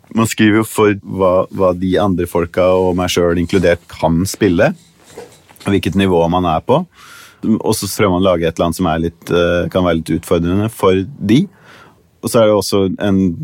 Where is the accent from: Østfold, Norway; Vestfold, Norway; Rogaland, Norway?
Vestfold, Norway; Tønsberg; moved away as an adult; now in Los Angeles, United States; Jeg vokste opp i Tønsberg